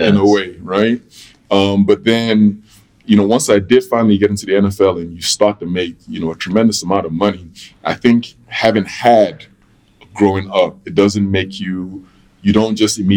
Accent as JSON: {"language": "English", "region": "London", "country": "United Kingdom", "tie": "born there", "said": "okay, I was born in London. Um, I have a connection to London."}